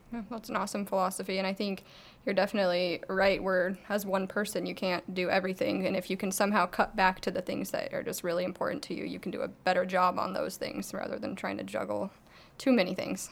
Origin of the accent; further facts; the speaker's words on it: Arizona, United States; I'm from Arizona